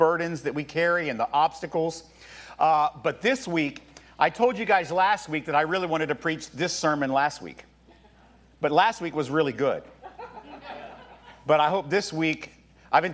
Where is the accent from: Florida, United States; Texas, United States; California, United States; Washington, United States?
Florida, United States; Tampa; Tampa, my hometown